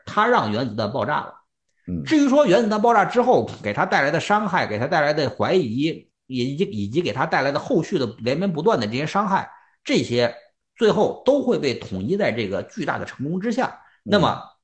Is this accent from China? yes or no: yes; China; 我们作为中国人